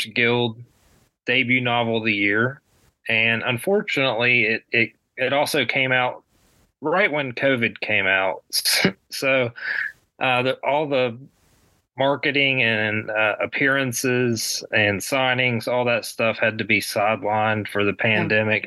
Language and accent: English; West Virginia, United States; in my home state of West Virginia